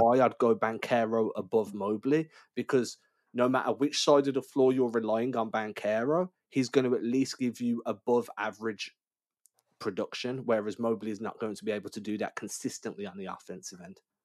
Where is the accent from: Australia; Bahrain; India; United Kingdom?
United Kingdom; England; I'm English